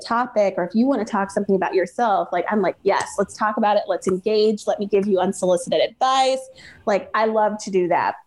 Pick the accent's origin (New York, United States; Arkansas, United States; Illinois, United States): Illinois, United States; Chicago; I grew up in Hyde Park